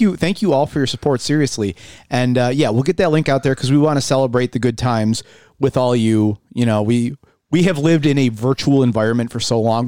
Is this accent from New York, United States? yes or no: yes; Buffalo, New York, United States; my hometown, where I'm from, where I was born, raised